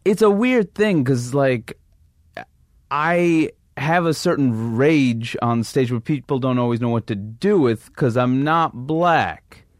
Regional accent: New York City, New York, United States; moved away as an adult; also born or lived in Seattle / Maine / London; I grew up in Queens, New York

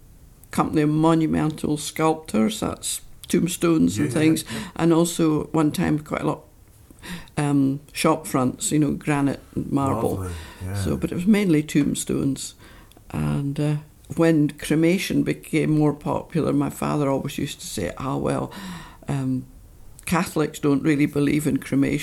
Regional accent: Dundee, Scotland, United Kingdom; moved away as an adult; also born or lived in St Andrews / Essex; now in Tobermory, United Kingdom; I was born there, but I grew up in Dundee. And I lived there till I was 18.

